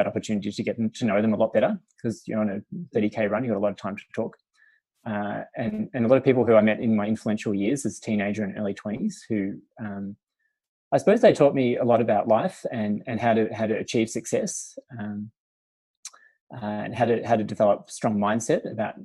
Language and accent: English; Melbourne, Victoria, Australia; I went to St. Bernard's, which is a school in Essendon